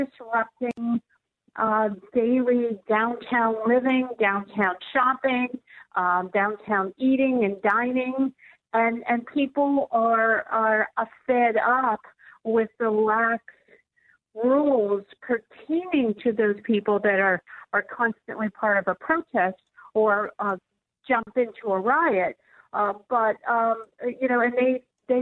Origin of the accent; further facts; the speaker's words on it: Pittsburgh, Pennsylvania, United States; here in my hometown of Pittsburgh